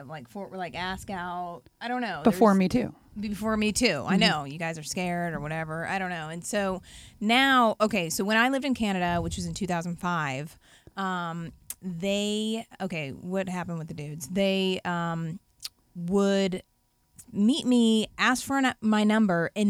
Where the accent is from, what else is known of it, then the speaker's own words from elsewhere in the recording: United States; as an American